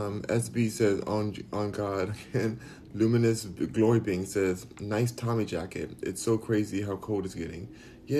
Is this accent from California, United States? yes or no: yes; Los Angeles, California, United States; I'm from Los Angeles, California. Born and raised.